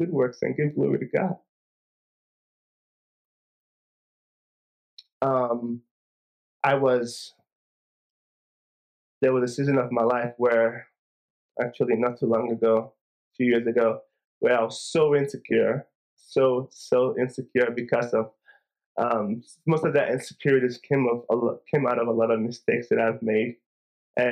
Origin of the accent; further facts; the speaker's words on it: Nigeria; growing up in Nigeria once a year for 2 weeks during the Christmas season, we would travel home to the village where my parents are from.